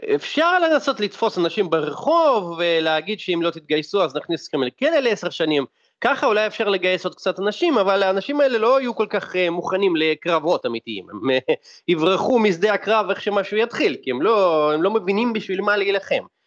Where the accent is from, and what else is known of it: Russia